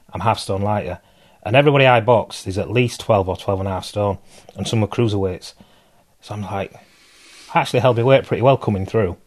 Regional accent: Bradford, Yorkshire and the Humber, United Kingdom; I grew up in Bradford, which is West Yorkshire, next to Leeds

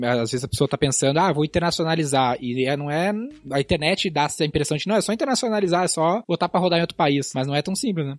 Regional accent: Gaúcho, Rio Grande do Sul, Brazil; a gente é gaúcho

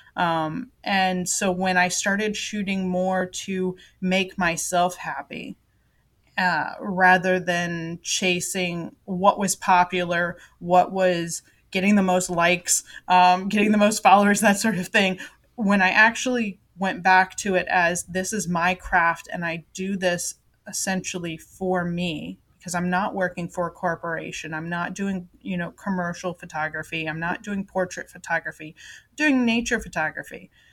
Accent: Florida, United States; moved away; also born or lived in Japan; when I was growing up in Florida

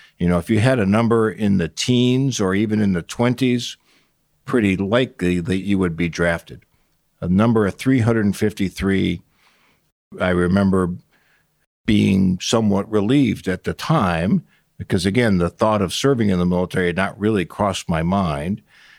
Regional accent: Cleveland, Ohio, United States; also born or lived in Portland, United States / Chicago, United States / Atlanta, United States; I was born in Portland, Oregon. We moved to Cleveland, Chicago, Cleveland, Atlanta, Cleveland in the early 1960s. Cleveland is mostly where I grew up.

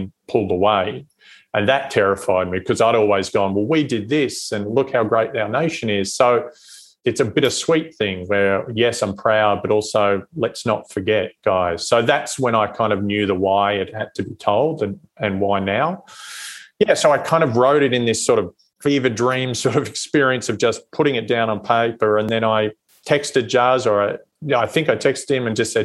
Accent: Australia; moved away as an adult; now in United States; as an Australian

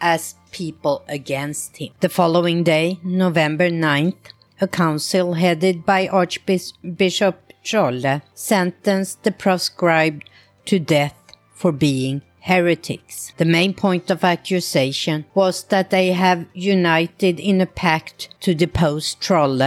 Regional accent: Stockholm, Stockholm County, Sweden; when I was a kid growing up in Stockholm

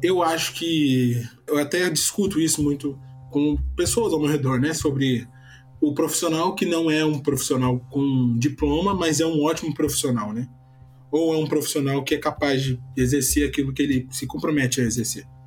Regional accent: São Paulo, Brazil; moved away as an adult; now in Rio de Janeiro, Brazil; Eu moro no Rio há alguns anos, mas eu sou paulista. Eu vim para o Rio

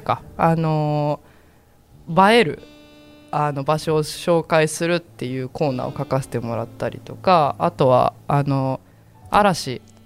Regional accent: Kofu, Yamanashi, Japan; moved away; also born or lived in Osaka; 私は出身は山梨です甲府なんですけど

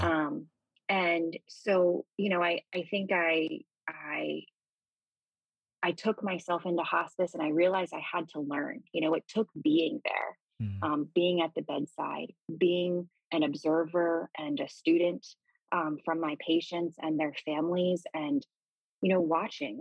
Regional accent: Gaithersburg/Rockville area, Maryland, United States; I grew up in Maryland, uh, in a suburb right outside of Washington D.C., sort of the Gaithersburg, Rockville area

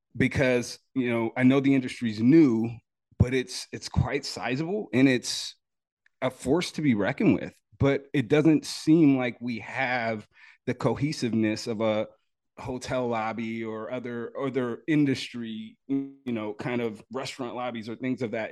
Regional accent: Oregon, United States; growing up in Oregon

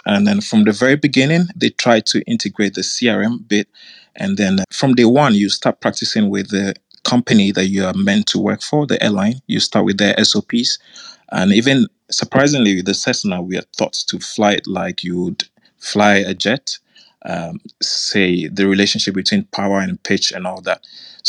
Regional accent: Ghana; now in Qatar; I'm from Ghana. However, I'm living in Qatar at the moment.

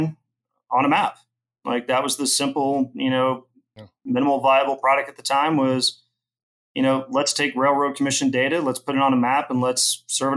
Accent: Houston, Texas, United States; also born or lived in Austin; I grew up in Houston

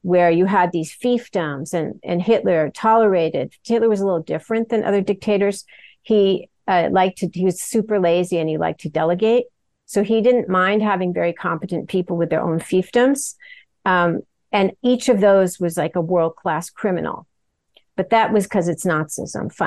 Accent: United States; I'm American

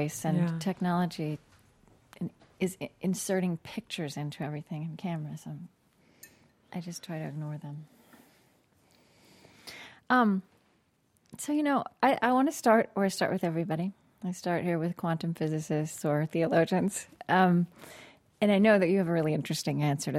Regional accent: Oklahoma, United States; I grew up Southern Baptist in Oklahoma

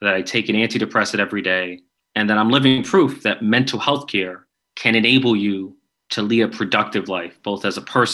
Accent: New York, United States; I'm from New York

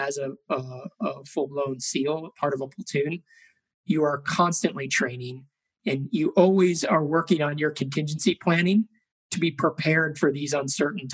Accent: Chicago, Illinois, United States; I grew up in Chicago, Illinois

